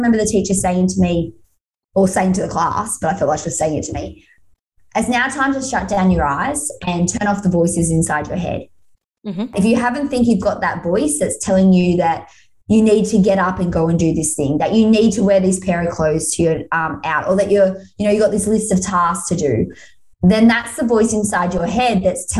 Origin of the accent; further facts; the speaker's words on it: Australia; I had to come home to Australia.